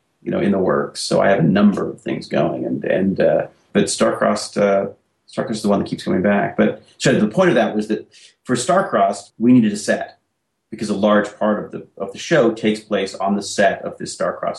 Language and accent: English; Canada; we're Canadian